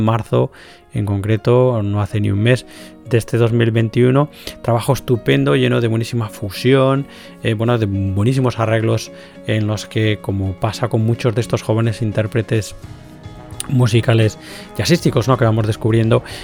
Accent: Galicia, Spain; como gallego también, como gallego que soy

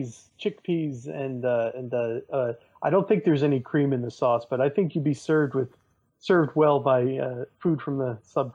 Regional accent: New York, United States; I'm from New York

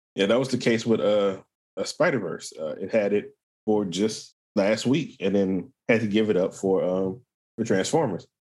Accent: England, United Kingdom; I'm an English guy

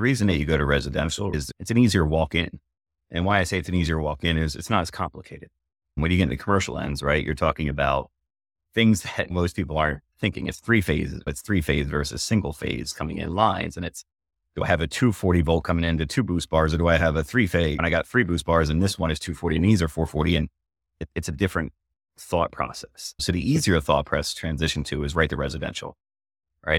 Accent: Philadelphia, Pennsylvania, United States; now in New Hampshire, United States; we're from Philly originally

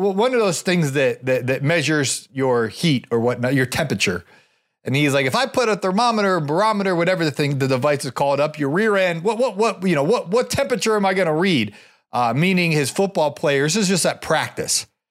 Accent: Ohio, United States; I grew up in Ohio

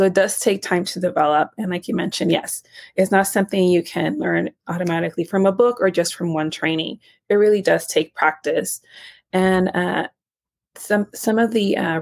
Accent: Nicaragua; now in United States; I'm actually not even from the U.S. I was born in Central America and Nicaragua.

